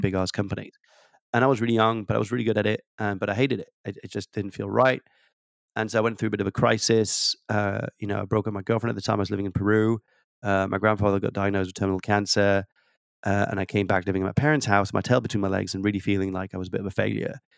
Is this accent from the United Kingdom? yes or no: no; France; accent: slight tweak of an accent; moved away; I was born and raised in France